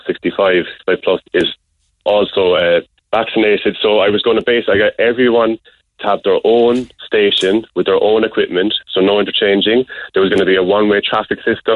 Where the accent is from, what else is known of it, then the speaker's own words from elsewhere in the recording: Ireland; being an Irish person